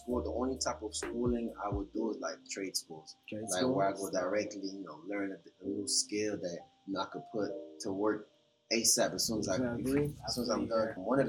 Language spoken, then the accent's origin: English; Bahamas; moved away; I was born in Bahamas to Haitian parents